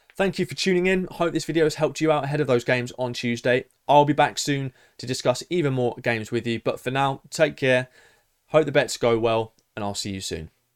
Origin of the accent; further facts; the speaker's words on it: England, United Kingdom; as an Englishman